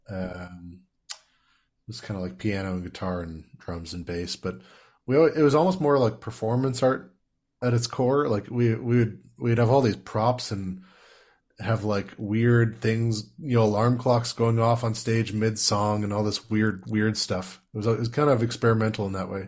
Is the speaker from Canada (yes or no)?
yes; Saskatoon, Saskatchewan, Canada; now in Ontario, Canada; growing up in Saskatoon